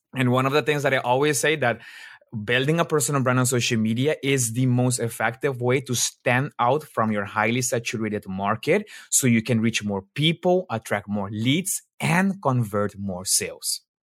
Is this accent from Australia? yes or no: no; Aruba; moved away as an adult; also born or lived in Colombia (ancestry); now in Netherlands; I'm actually from Aruba. I was born in Aruba